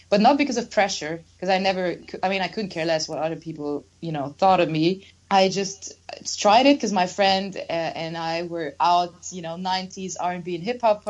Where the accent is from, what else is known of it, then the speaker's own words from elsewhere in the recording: Germany; now in Budapest, Hungary; where I grew up in Germany was a small town with, you know, cows